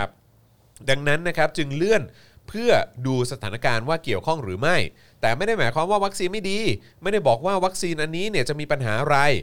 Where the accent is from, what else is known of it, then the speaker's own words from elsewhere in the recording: Thailand; ผมเกิดในประเทศไทย